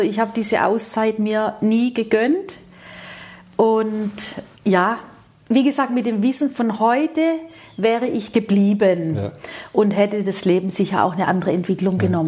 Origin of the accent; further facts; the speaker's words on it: Rosengarten, Baden-Württemberg, Germany; ich stamme ja aus dem Süßwarenbetrieb mhm. aus Rosengarten-Westheim